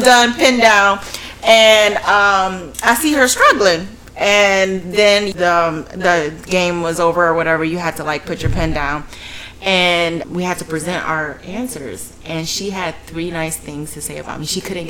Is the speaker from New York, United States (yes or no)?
no; Port St. Lucie, Florida, United States; Port St. Lucie.